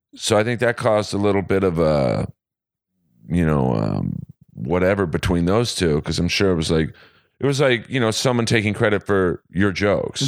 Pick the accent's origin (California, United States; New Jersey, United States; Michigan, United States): California, United States; Los Angeles; I was born and raised in L A, uh, grew up in Bel Air